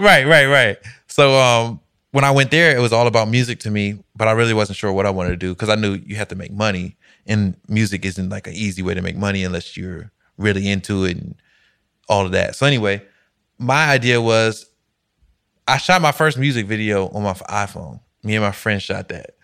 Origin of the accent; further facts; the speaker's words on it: Alexandria, Virginia, United States; I'm from Alexandria, Virginia.